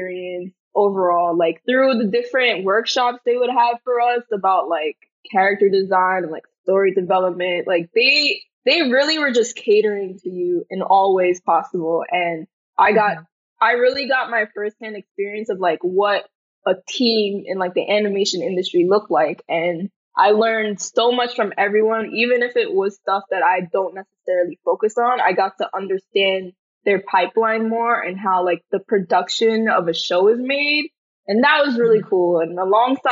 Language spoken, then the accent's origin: English; New York City, New York, United States; I'm from Brooklyn, New York. And yeah, growing up here all my life really made me a part of who I am